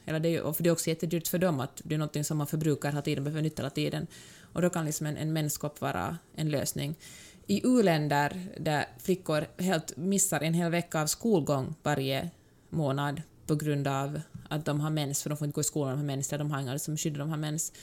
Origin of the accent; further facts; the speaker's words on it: Finland; Som mm. finlandssvensk fattar jag ganska ofta inte finsk humor jag tycker inte att den är rolig, för att jag har vuxit upp på något sätt i en annan sorts kultur